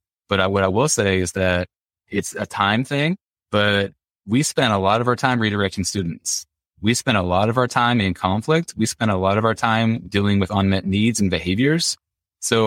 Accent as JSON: {"language": "English", "region": "Indiana", "country": "United States", "said": "I'm from Indiana"}